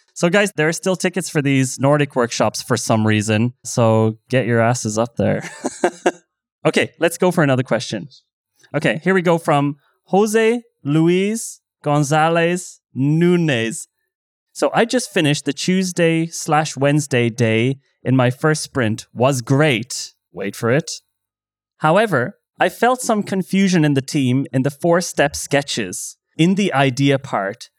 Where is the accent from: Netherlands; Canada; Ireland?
Ireland; now in Berlin, Germany; I'm Irish